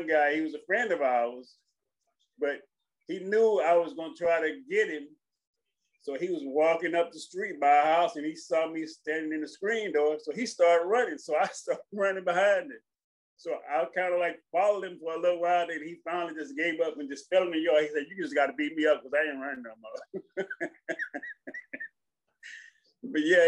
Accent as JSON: {"language": "English", "town": "Houston", "region": "Texas", "country": "United States", "tie": "born or raised there", "also_born_or_lived": "Marshall, Texas", "said": "I was born in Marshall, then we grew up in Houston and everywhere else, but Marshall is my hometown."}